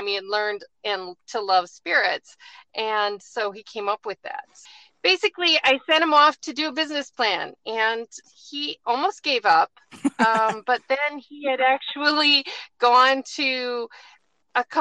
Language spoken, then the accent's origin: English; Chippewa Falls, Wisconsin, United States; moved away as an adult; also born or lived in Madison, Wisconsin / Atlanta, Georgia; now in Virginia, United States; I grew up in West Central Wisconsin, a little town called Chippewa Falls.